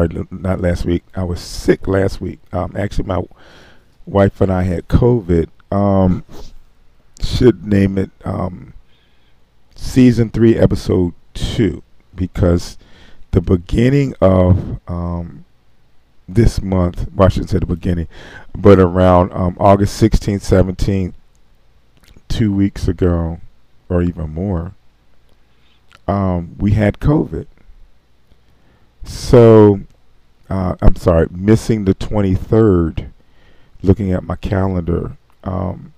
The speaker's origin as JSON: {"language": "English", "town": "Philadelphia", "region": "Pennsylvania", "country": "United States", "tie": "born or raised there", "also_born_or_lived": "Camden, New Jersey", "said": "I was born and raised in Philadelphia."}